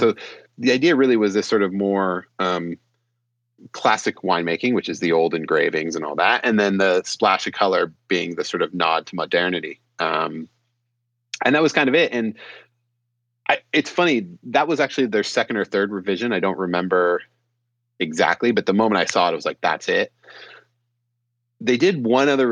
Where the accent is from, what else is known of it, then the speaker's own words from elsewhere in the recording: San Francisco, California, United States; also born or lived in Petaluma, California; I'm a Bay Area kid. I grew up in San Francisco and Petaluma